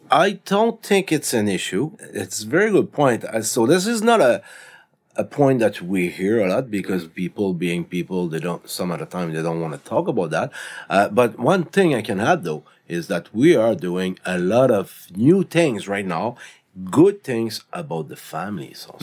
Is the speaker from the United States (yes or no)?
no; Canada; we are Canadian citizen.